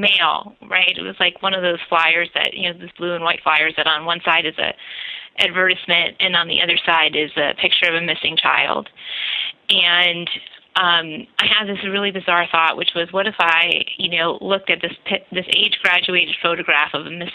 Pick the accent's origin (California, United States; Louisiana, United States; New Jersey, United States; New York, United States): New Jersey, United States; the town that we grew up in New Jersey